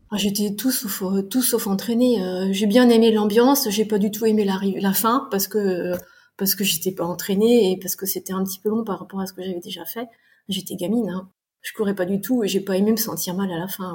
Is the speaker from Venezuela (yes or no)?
no; France; also born or lived in Canada / Fontainebleau, France; Je suis née au Canada, euh, j'ai vécu 13 mois, on est revenu vite en France, donc je suis d'une famille qui est complètement canadienne. J'ai grandi en France